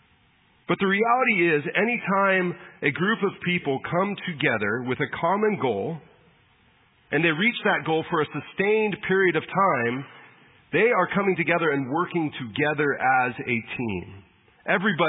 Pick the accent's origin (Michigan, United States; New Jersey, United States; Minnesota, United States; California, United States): California, United States; San Diego; I grew up in San Diego, grew up a Padre fan.